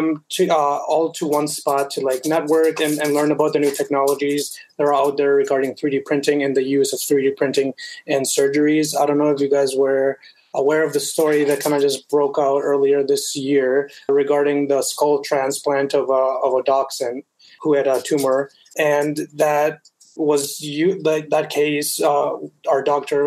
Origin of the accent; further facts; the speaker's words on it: Bogota, Colombia; also born or lived in United States; now in Canada; I am originally from Bogota, Colombia. And I was born there and I moved to the States. And then now I'm in Canada.